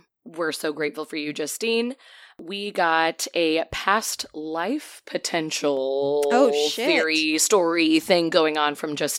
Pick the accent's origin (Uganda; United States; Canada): Canada; since it looked like King Street and I am Canadian.